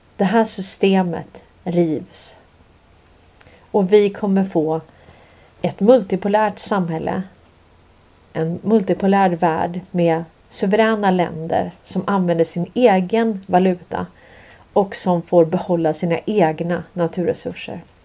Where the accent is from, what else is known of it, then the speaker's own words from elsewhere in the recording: Sweden; vi kommer från Sverige